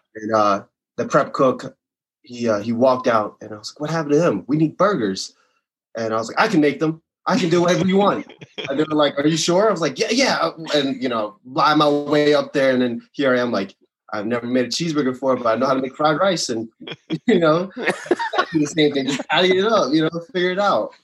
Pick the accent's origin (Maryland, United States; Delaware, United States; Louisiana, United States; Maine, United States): Maryland, United States; moved away as an adult; now in Longmont, United States; I'm from Maryland, born and raised